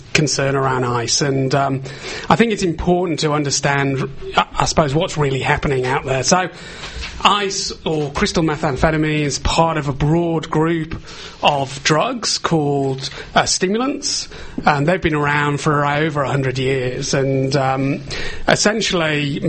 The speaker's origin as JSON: {"language": "English", "town": "Liverpool", "region": "North West England", "country": "United Kingdom", "moved": "yes", "lives_now": "Australia", "said": "I'm from the UK originally. I'm from Liverpool"}